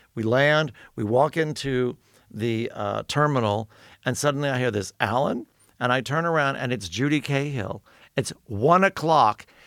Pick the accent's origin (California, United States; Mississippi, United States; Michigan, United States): California, United States; Los Angeles; I'm from Los Angeles